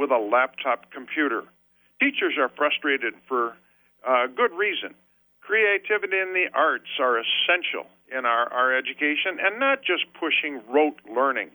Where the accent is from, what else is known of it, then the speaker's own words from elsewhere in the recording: Wyandotte, Michigan, United States; I was born and raised in Wyandotte, and we had our own generator and our own water